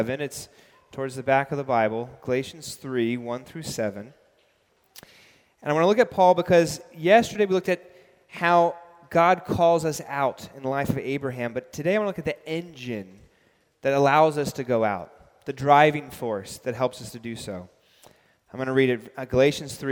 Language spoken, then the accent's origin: English; New York City, New York, United States; also born or lived in London; I grew up biking in New York City